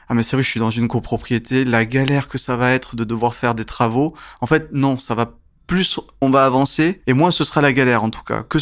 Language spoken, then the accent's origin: French; France; D'abord, on est français, je me mets dedans